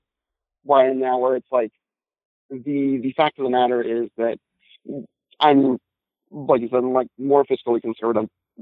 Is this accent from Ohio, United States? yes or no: yes; Ohio, United States; Well, I'm from Ohio, actually.